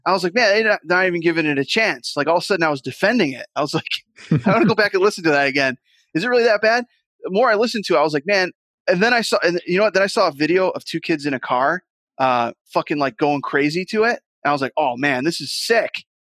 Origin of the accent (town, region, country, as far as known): Rochester, New York, United States